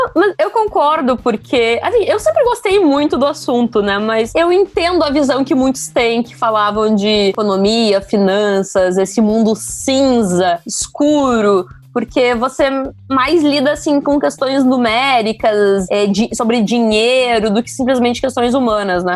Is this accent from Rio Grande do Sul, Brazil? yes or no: yes; Rio Grande do Sul, Brazil; da minha cidade natal, do meu estado, que é o Rio Grande do Sul